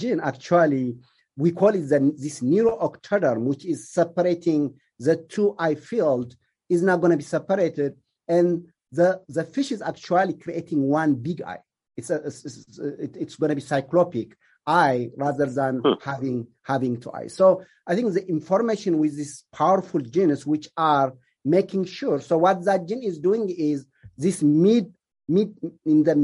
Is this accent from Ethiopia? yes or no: yes; Ethiopia; also born or lived in Kenya / Illinois / Georgia; now in United States; I am originally from Ethiopia, so I came here as an immigrant